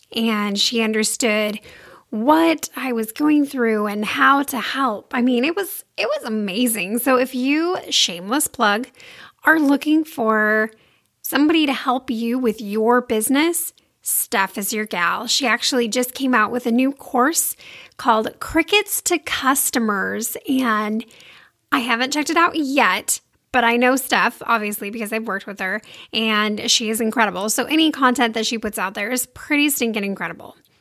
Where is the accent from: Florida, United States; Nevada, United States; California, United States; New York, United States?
California, United States; Sacramento; I grew up in Sacramento, California